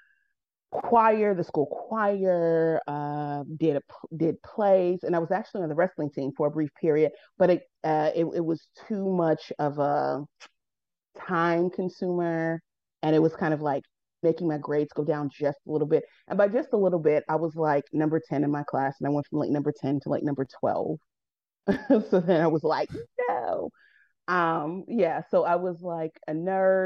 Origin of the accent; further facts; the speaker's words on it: Chicago, Illinois, United States; born and raised in Chicago, from the South Side